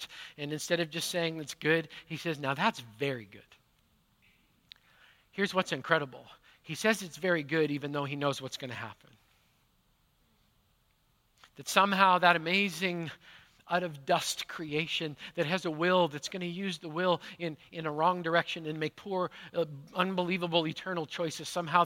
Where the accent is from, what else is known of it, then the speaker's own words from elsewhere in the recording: Manitoba, Canada; now in Pacific Northwest, United States; Growing up in Manitoba